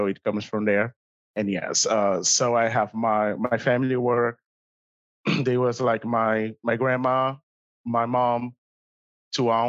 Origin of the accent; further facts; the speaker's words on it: Rio de Janeiro, Brazil; English is a second language; moved away as an adult; So I'm original from Brazil, Rio, especially, or for everyone who speaks Portuguese, Rio de Janeiro.